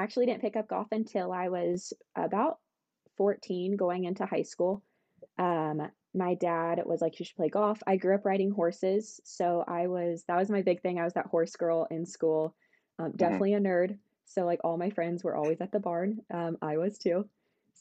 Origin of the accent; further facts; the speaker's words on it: Sedona, Arizona, United States; also born or lived in Texas; so grew up in Sedona. I was born in Texas.